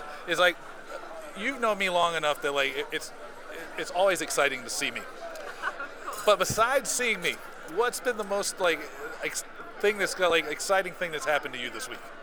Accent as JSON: {"language": "English", "town": "Seattle", "region": "Washington", "country": "United States", "tie": "born or raised there", "said": "Seattle is like a little bit of my hometown since I was born here"}